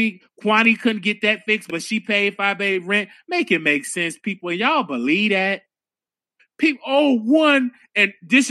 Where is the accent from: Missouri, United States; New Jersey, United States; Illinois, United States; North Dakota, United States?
Illinois, United States; Chicago; I'm from Chicago